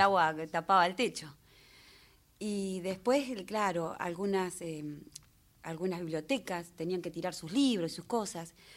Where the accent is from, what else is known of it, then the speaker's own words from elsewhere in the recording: Gualeguaychú, Entre Ríos, Argentina; Nacida, criada y mal criada también en Gualeguaychú